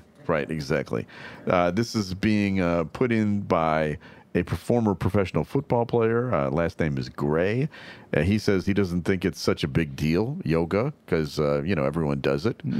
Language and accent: English; United States; That really hurts me as an American.